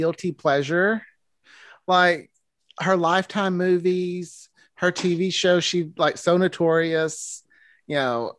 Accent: Arkansas, United States; I'm from Arkansas

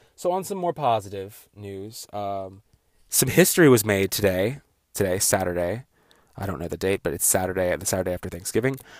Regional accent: United States; being an American

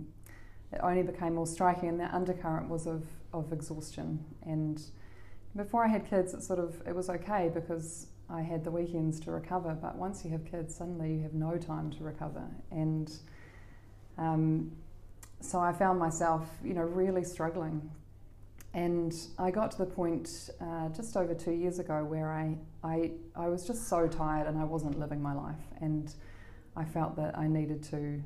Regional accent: Auckland, New Zealand; also born or lived in Canterbury / Canada / London / Sydney; I grew up here in Auckland

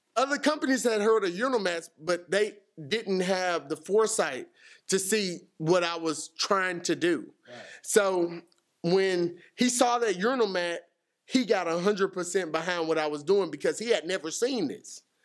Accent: Houston, Texas, United States; I'm from Houston, you know. We don't go anywhere in Houston

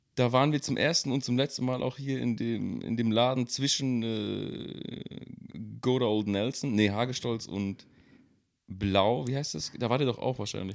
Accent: Nagold, Baden-Württemberg, Germany; moved away; also born or lived in Mannheim; Also ich komme aus dem Kaff, ich komme aus Nagold im Schwarzwald, im Schwabeländle.

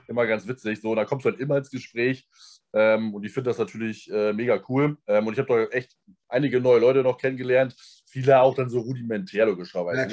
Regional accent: Germany; dass ich aus Deutschland komme

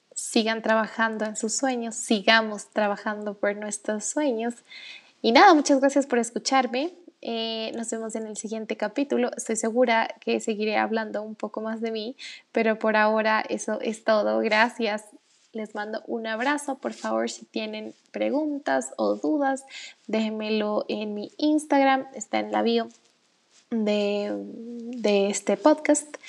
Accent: Ecuador; en mi país, en Ecuador

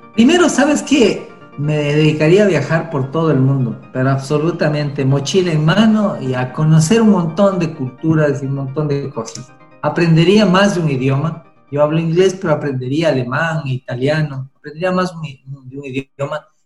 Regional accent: Ecuador

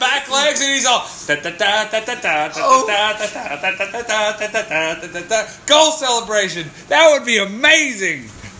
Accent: United States; I'm American.

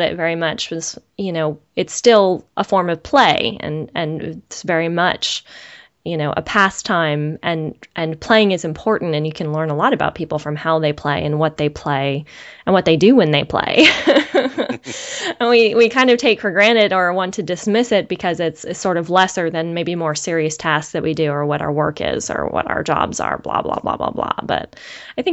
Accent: San Bruno, California, United States; I grew up in San Bruno

